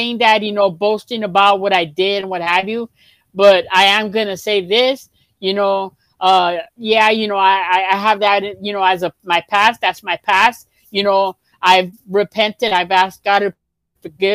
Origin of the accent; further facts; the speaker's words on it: Los Angeles, California, United States; I grew up in South Central